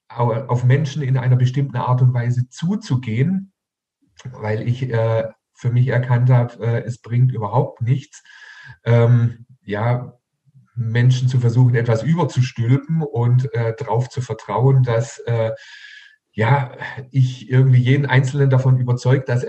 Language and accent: German; Heilbronn, Baden-Württemberg, Germany; Hier in meiner Heimatstadt in Heilbronn waren amerikanische Atomraketen äh, stationiert direkt vor unserer Haustüre.